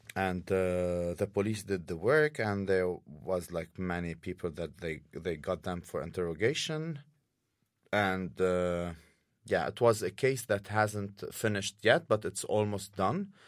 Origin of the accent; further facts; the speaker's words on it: Saudi Arabia; now in Oslo, Norway; I grew up in Saudi Arabia